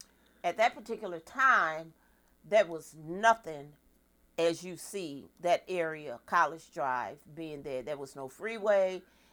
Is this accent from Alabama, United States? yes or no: no; Baton Rouge, Louisiana, United States; moved away as an adult; also born or lived in Los Angeles, California / Rochester, Minnesota; So I hail from Baton Rouge, Louisiana, born and raised right there at Baton Rouge General Hospital. December 4th, 1953 is my birthday.